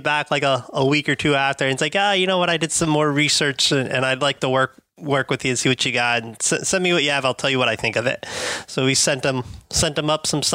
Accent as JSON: {"language": "English", "town": "Palm Beach", "region": "Florida", "country": "United States", "tie": "born or raised there", "said": "I'm a Florida, South Florida, Palm Beach"}